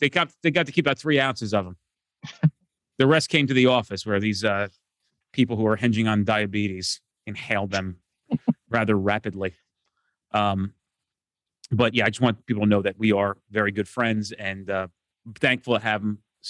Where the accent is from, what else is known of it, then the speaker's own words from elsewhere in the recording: New Jersey, United States; I'm from New Jersey.